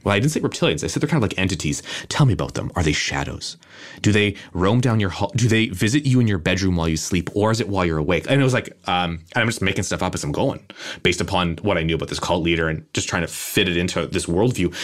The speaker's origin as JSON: {"language": "English", "country": "Canada", "said": "I'm a Canadian"}